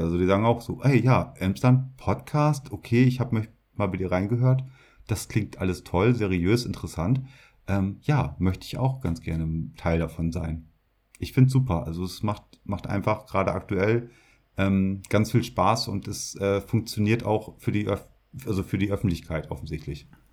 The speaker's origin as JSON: {"language": "German", "area": "Emsland", "region": "Lower Saxony", "country": "Germany", "said": "ich komme ja aus der Region Emsland, in äh, Niedersachsen, Norddeutschland, Deutschland halt."}